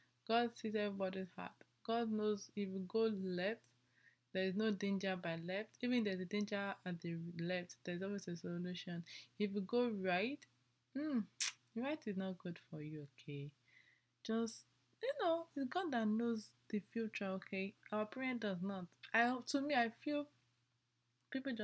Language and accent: English; Nigeria; I'm an Nigerian, okay? My parents are Nigerian